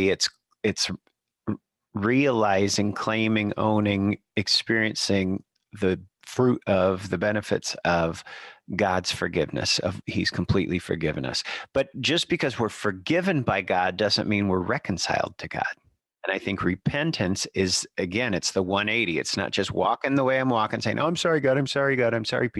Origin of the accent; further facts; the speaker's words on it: Birmingham, Michigan, United States; the church that I grew up in Birmingham, Michigan